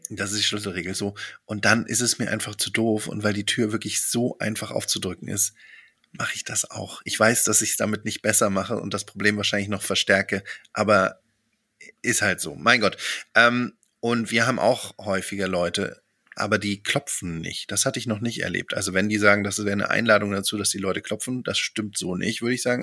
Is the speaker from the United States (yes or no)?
no; Germany; als Deutsche